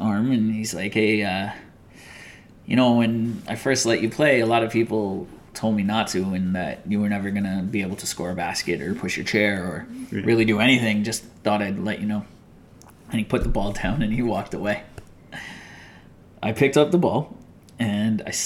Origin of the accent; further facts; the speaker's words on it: Toronto, Ontario, Canada; White boy growing up in Toronto